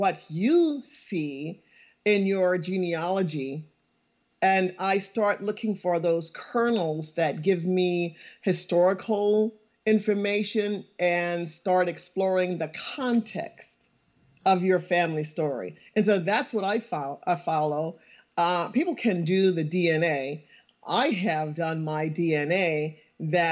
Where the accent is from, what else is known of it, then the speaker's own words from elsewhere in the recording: St. Helena Island, South Carolina, United States; I'm from St. Helena Island, South Carolina